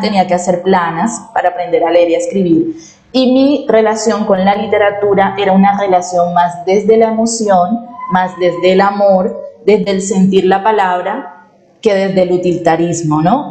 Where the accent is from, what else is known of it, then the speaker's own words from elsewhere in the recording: Barranquilla, Atlántico, Colombia; yo nací en Barranquilla, soy barranquillera, em, soy costeña